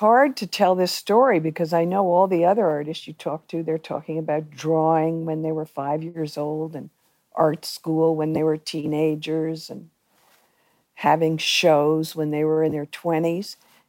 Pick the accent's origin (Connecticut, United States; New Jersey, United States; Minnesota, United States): Connecticut, United States; also born or lived in Maine; now in New York, United States; I was born in New York. Oh, you was? I was. And I grew up in Connecticut. And when I started painting, I was living in the state of Maine.